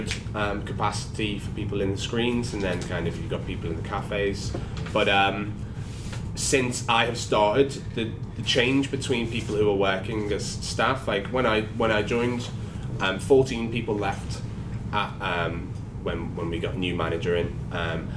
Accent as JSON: {"language": "English", "town": "Liverpool", "region": "North West England", "country": "United Kingdom", "moved": "yes", "lives_now": "London, United Kingdom", "said": "I'm from Liverpool"}